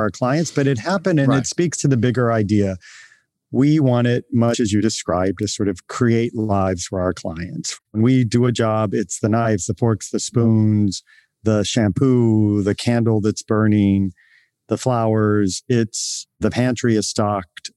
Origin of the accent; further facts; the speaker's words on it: Virginia, United States; moved away as an adult; also born or lived in Boston; now in San Francisco, United States; I grew up in a small town in Virginia, in rural Virginia